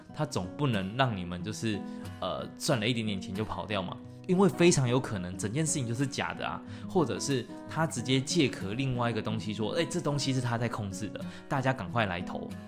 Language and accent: Chinese; Taiwan; 以我们台湾人平均对国外机构的认知都太低了，而英文程度也没那么好